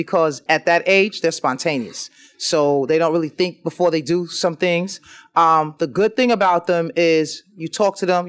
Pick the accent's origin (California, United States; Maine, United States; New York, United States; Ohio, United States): New York, United States; New York City; I was born and raised in the South Bronx.